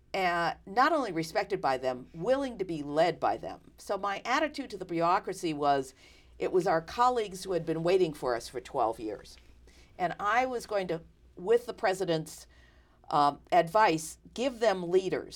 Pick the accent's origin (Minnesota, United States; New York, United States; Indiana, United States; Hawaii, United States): New York, United States; moved away; I come from New York